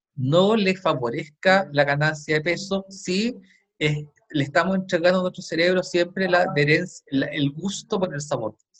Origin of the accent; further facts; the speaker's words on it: Chile; yo lo he visto en mi país